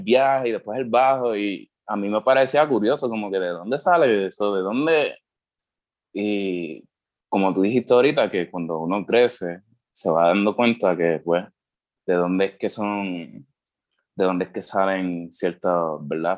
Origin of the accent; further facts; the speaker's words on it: Puerto Rico; also born or lived in United States; yo me crié aquí en, en Puerto Rico. este, nací en Estados Unidos, pero me crié aquí